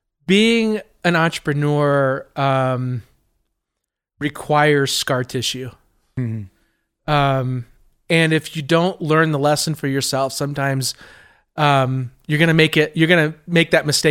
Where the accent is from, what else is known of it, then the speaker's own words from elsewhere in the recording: California, United States; now in Colorado, United States; Colorado's home for me. I grew up in Southern California.